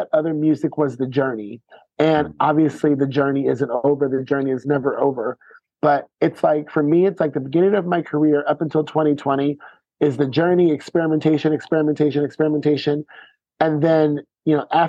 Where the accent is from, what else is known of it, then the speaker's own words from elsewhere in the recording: United States; moved away as an adult; also born or lived in San Francisco / Lisbon / Paris / Los Angeles; as an American